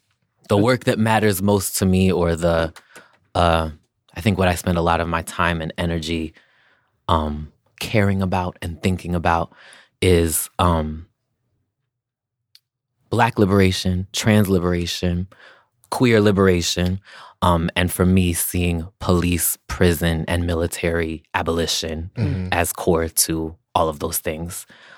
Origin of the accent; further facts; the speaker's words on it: Amherst, Massachusetts, United States; Because I'm from Massachusetts. I grew up in Massachusetts on